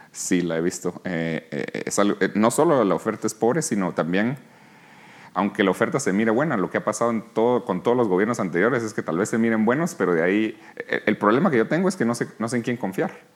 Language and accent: Spanish; Guatemala; moved away; also born or lived in New York, United States; aquí nací, aquí crecí, en Guatemala